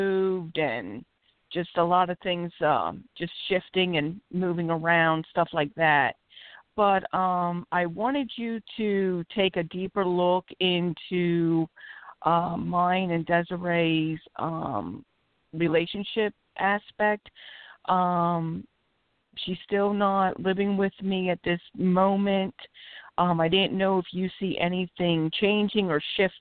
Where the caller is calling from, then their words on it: Philadelphia, Pennsylvania, United States; I'm calling from Philadelphia, PA